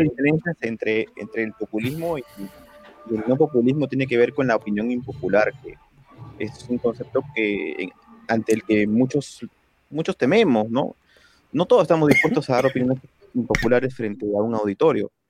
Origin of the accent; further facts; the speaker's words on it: Peru; en mi país, en Perú